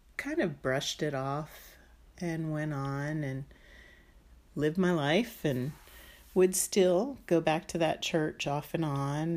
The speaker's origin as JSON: {"language": "English", "area": "D.C.", "region": "Maryland outside of Washington", "country": "United States", "tie": "born or raised there", "said": "I grew up in Maryland outside of Washington, D C"}